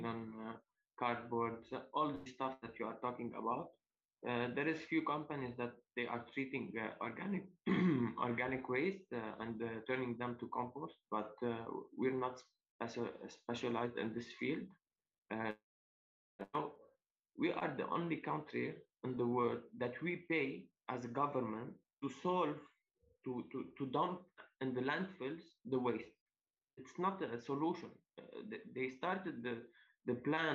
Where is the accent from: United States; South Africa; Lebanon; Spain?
Lebanon; Zibdin; I come from Zibdin. Zibdin, it's a lovely village in Lebanon.